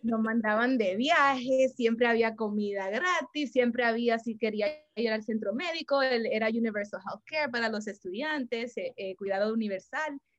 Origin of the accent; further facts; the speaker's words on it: New York City, New York, United States; en el Bronx, eh, que es donde nací, donde crecí